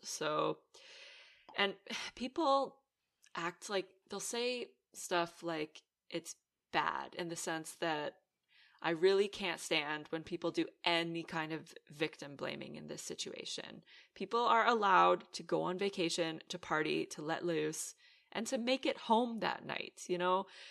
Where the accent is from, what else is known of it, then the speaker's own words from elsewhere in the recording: Canada; also born or lived in Aruba; now in Netherlands; I'm Canadian born, and then I moved to Aruba. I lived there for two years, and I ultimately ended up in the Netherlands